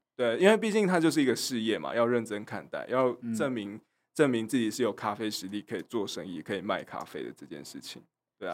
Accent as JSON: {"language": "Chinese", "region": "Chiayi", "country": "Taiwan", "said": "我是来自嘉义的"}